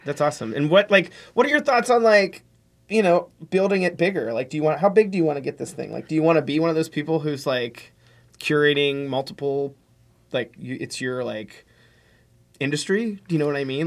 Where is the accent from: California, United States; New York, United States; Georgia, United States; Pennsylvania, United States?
Pennsylvania, United States; Pittsburgh; now in San Francisco, United States; I grew up in Pittsburgh